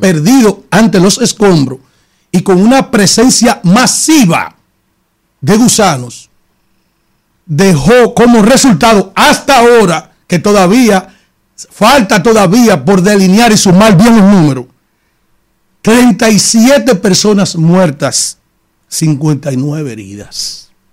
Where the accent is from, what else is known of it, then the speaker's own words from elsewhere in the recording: San Cristóbal, Dominican Republic; mi pueblo, en mi provincia de San Cristóbal